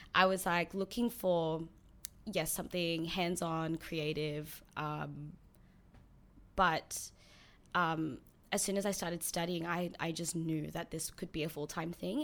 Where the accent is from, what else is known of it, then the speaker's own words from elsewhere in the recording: Sydney, New South Wales, Australia; also born or lived in New Zealand; I moved here when I was seven.